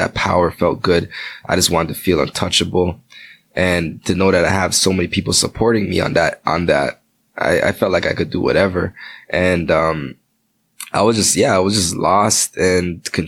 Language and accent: English; Toronto, Ontario, Canada; also born or lived in Spanish Town, Jamaica; I grew up in Jane and Finch.